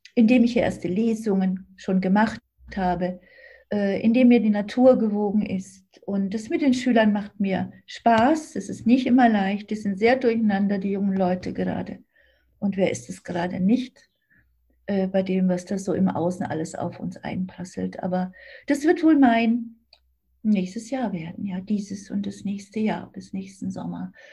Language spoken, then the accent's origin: German; Thuringia, Germany; also born or lived in Sicily; now in Berlin, Germany; ich bin ja in Thüringen aufgewachsen, komme ja aus der D D R.